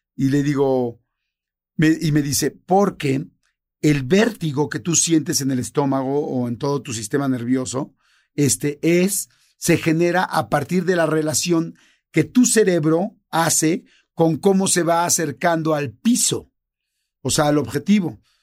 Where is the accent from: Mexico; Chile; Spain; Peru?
Mexico; como mexicanos